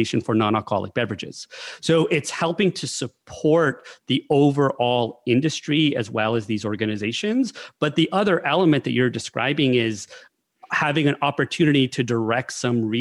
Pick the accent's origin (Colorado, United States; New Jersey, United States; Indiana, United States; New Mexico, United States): New Mexico, United States; I'm from New Mexico